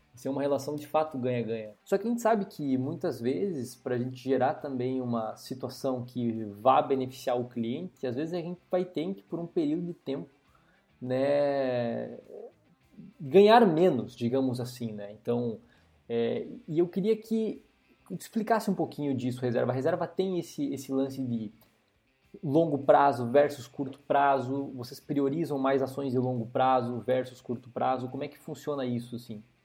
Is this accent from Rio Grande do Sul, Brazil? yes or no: yes; interior of Rio Grande do Sul, Brazil; eu sou um cara que nasci e cresci no interior do estado do Rio Grande do Sul